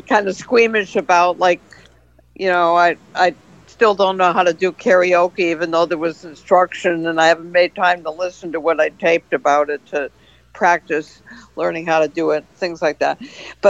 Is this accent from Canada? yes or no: no; Hartford, Connecticut, United States; I'm from Hartford originally, you know, so I grew up in Hartford